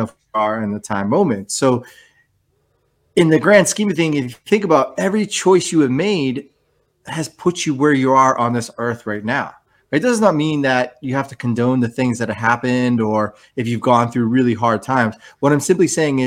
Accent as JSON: {"language": "English", "region": "New Hampshire", "country": "United States", "tie": "born or raised there", "moved": "yes", "said": "I grew up in New Hampshire, firstborn son in a Greek family"}